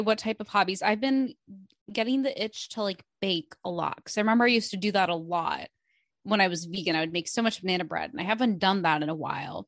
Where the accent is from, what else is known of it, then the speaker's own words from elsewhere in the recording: Midwest, United States; moved away as an adult; now in New York, United States; we grew up in the Midwest